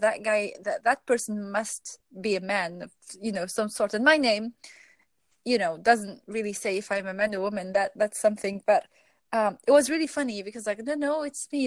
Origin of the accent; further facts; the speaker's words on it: Algeria; I'm from Algeria originally